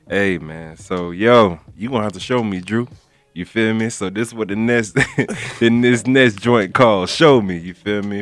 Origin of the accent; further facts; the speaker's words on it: Broward County, Florida, United States; Now you know you boy from Florida. You feel me? I'm from Broward County.